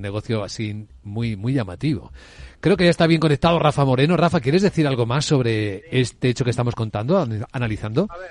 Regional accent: Ávila, Castile and León, Spain; en mi tierra en Ávila

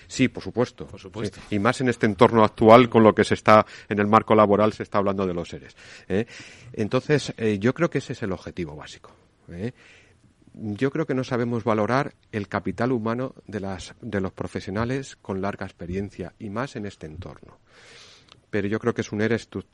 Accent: Extremadura, Spain; Extremadura, de mi tierra

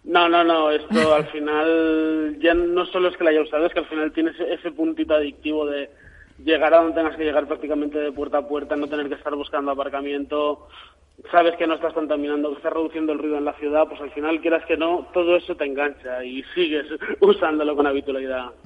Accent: Valencia, Valencian Community, Spain; yo como valenciano, pues al final uno tiene, tira también para la terreta.

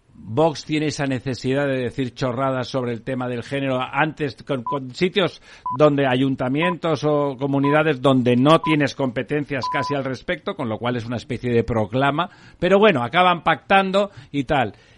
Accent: Barcelona, Catalonia, Spain; yo soy de Barcelona

